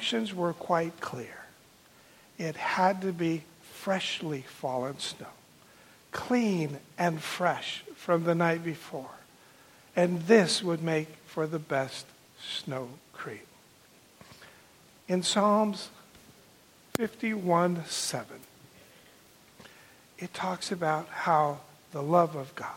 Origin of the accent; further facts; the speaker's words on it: Southern California, United States; moved away as an adult; now in Arizona, United States; I grew up in Southern California and then have lived all of my adult life in Arizona.